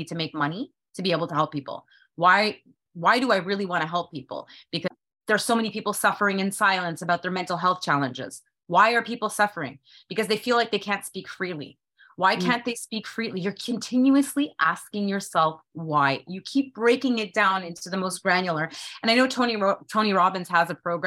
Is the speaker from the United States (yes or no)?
no; Canada; I'm a Canadian and I was trying to live the American dream